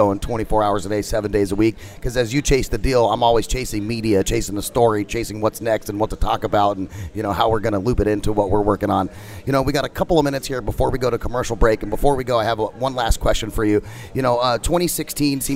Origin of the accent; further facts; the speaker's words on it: Phoenix, Arizona, United States; I'm from Phoenix and travel back and forth from Phoenix to L.A. quite often